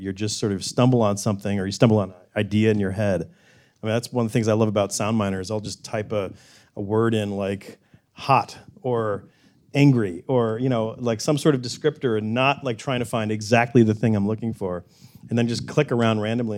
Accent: the South, United States; growing up in the South

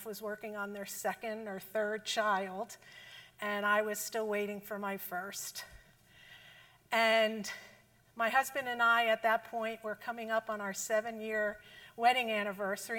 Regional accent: New Jersey, United States; accent: Jersey; moved away; I'm from Jersey. And if you couldn't tell from the accent

